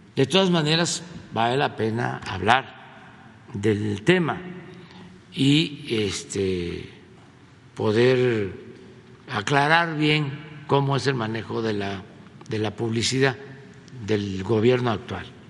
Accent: Mexico

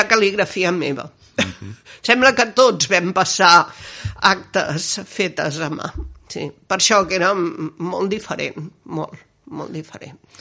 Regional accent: Barcelona, Catalonia, Spain; now in Gelida, Spain; jo sóc nascuda a Barcelona, al barri de Gràcia

